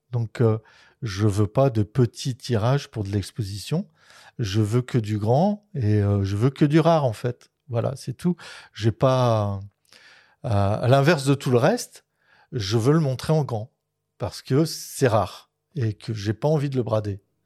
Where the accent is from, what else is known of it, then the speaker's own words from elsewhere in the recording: Dunkirk, Hauts-de-France, France; j'ai fait beaucoup de natation étant jeune à Dunkerque